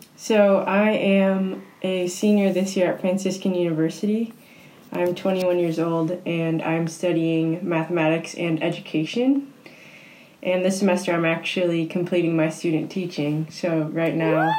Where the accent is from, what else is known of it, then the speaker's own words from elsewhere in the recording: suburb northwest of Chicago, Illinois, United States; moved away as an adult; also born or lived in Steubenville, Ohio; live about an hour outside of Chicago in a little suburb in the northwest. It has about forty five thousand people in it, so it's actually not that little, but yeah. it is my hometown